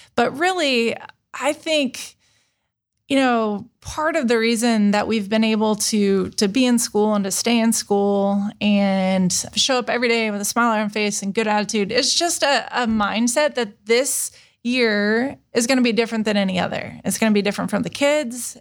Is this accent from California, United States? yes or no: no; Indiana, United States; moved away as an adult; also born or lived in Chicago / Texas; now in Columbus, United States; I'm from Indiana